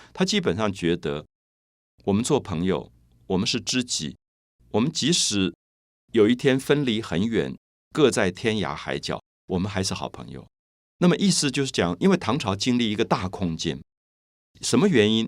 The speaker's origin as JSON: {"language": "Chinese", "country": "Taiwan", "said": "然后你觉得我来自台湾"}